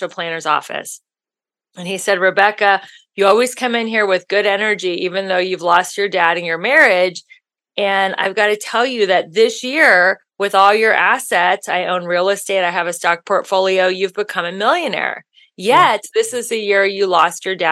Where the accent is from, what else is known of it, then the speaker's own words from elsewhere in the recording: Ohio, United States; moved away as an adult; now in Los Angeles, United States; I'm from Ohio.